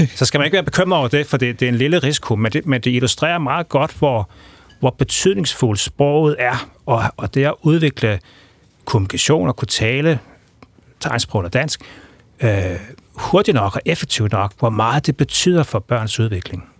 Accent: Denmark; accent: Jutlandic; first language Danish; moved away; måske man stadigvæk kan, kan se og høre på tegnsprog også, at jeg er på, fra Jylland

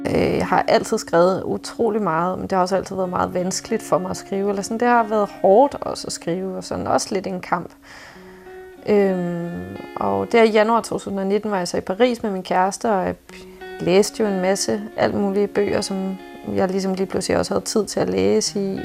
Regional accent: Copenhagen, Capital Region of Denmark, Denmark; also born or lived in Nørrebro, Copenhagen; Jeg er opvokset i Indre By i lejlighed

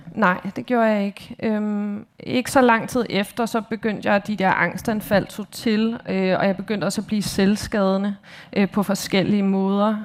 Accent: Copenhagen, Capital Region of Denmark, Denmark; jeg er opvokset i København i Indre

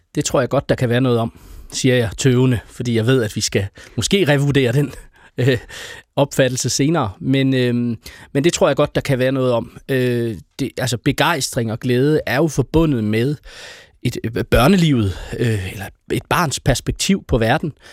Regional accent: Aarhus, Central Denmark Region, Denmark; jeg øh, er født og opvokset i Aarhus, og har aldrig været bosat uden for Aarhus Kommune

